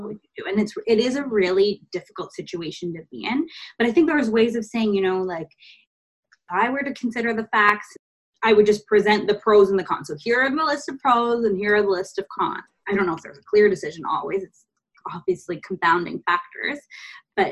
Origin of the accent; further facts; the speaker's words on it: India; moved away; we're Indian